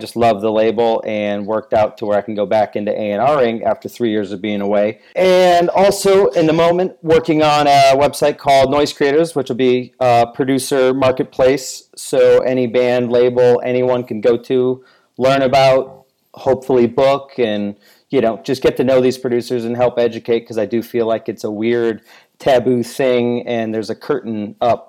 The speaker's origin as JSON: {"language": "English", "town": "Chicago", "region": "Illinois", "country": "United States", "tie": "born or raised there", "also_born_or_lived": "Florida", "moved": "as an adult", "lives_now": "Chicago, United States", "said": "I'm born and raised in Chicago"}